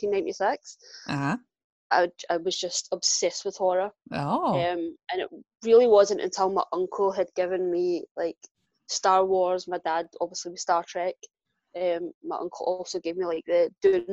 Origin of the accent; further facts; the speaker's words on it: Glasgow, Scotland, United Kingdom; accent: Glaswegian; Born and raised in Glasgow